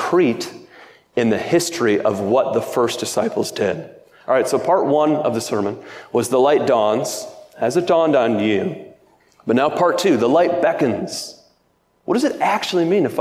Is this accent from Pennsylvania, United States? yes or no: no; Michigan, United States; I'm from Michigan